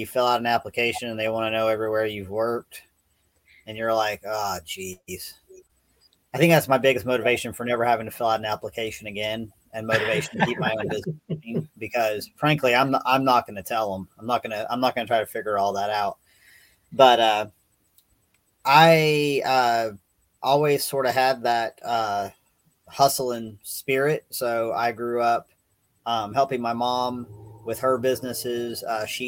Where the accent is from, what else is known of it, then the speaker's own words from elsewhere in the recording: Knoxville, Tennessee, United States; I grew up in Knoxville, Tennessee.